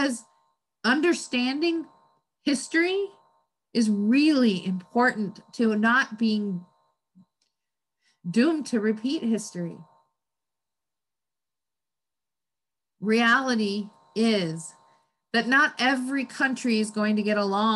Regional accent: United States; I'm an American. I was born here

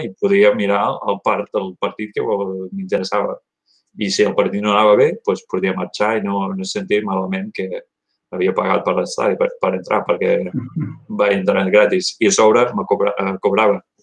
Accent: Gainesville, Florida, United States; moved away as an adult; also born or lived in Miami, Florida; now in Oregon, United States; vaig néixer a Florida, a Miami, Miami Fiesta, però només un any allà i uh, després em vaig moure de petit, petit, uh, vivint al nord de Florida, a Gatesville, una ciutat mm-hmm. universitària de 150.000

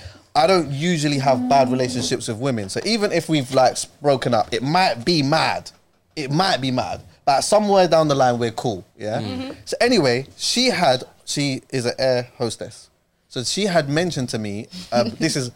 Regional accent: Jamaica; I'm Jamaican

